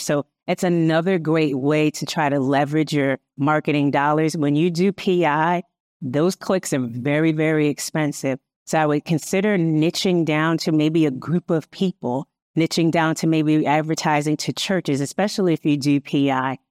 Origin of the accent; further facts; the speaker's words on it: Hartford, Connecticut, United States; I'm from Hartford, Connecticut